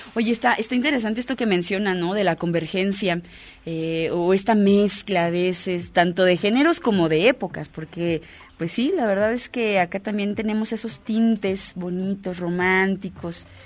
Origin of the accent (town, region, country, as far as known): Mexico